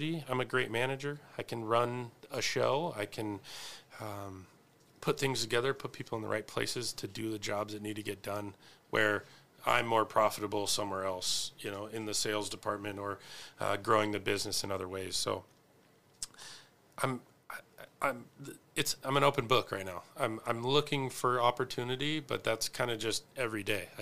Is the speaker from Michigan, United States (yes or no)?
no; Spokane, Washington, United States; I'm from the South Hill